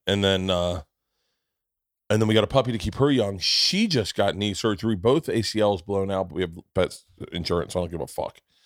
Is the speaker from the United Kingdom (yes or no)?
no; the South, United States; I grew up in the South